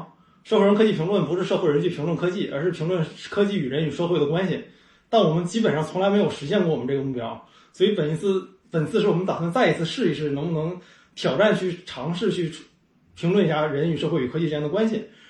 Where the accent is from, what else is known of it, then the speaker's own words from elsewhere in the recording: Changchun, Jilin, China; 长春人。